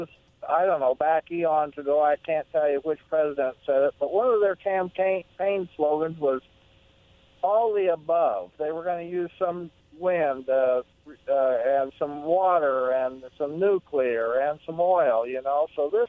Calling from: Pasco, Washington, United States; I'm calling right from here in Pasco.

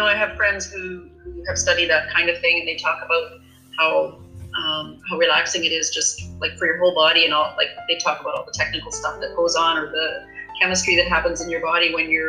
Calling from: Prince George, British Columbia, Canada; I'm coming from Prince George, that is known to be a lot chiller than Vancouver.

